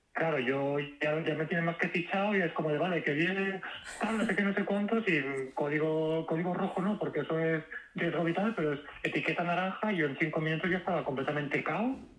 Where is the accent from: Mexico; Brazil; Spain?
Spain; Valencia, Valencian Community; Yo soy de Valencia